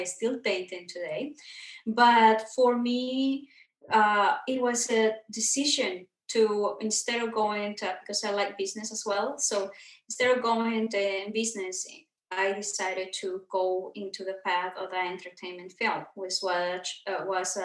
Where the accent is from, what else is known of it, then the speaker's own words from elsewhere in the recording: Mexico; now in Los Angeles, United States; I was born and raised in Mexico